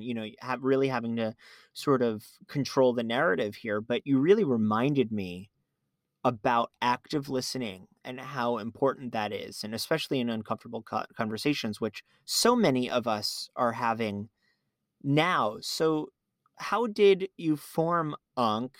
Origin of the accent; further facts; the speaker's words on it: South Florida, United States; now in New York City, United States; I grew up in South Florida